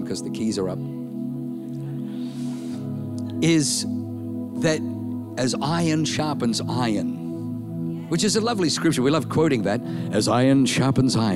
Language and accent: English; Australia; accent: Aussie; if I say it in my Aussie accent